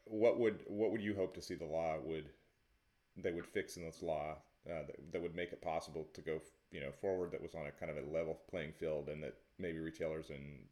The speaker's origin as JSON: {"language": "English", "region": "Oregon", "country": "United States", "said": "I'm from Oregon"}